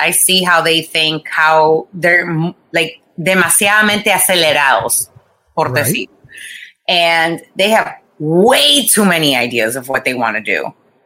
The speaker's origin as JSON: {"language": "English", "town": "Boca Raton", "region": "Florida", "country": "United States", "tie": "born or raised there", "also_born_or_lived": "Costa Rica", "said": "I grew up in Boca"}